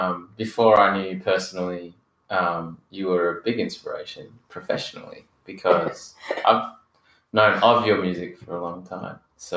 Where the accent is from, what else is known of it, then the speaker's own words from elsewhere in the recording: Australia; also born or lived in Geelong / Brisbane; now in Melbourne, Australia; I grew up partly in Geelong and partly in Brisbane, and now I live in Melbourne.